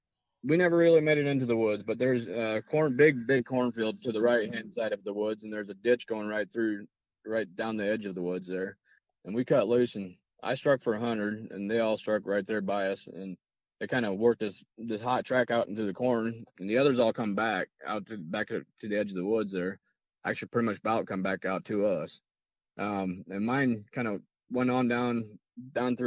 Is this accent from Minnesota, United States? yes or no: no; LaGrange, Indiana, United States; I'm from LaGrange, Indiana.